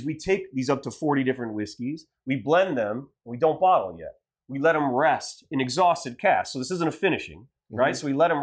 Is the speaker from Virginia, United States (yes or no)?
no; Ohio, United States; now in Los Angeles, United States; I'm from Ohio